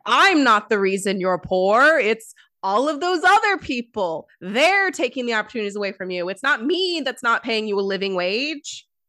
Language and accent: English; United States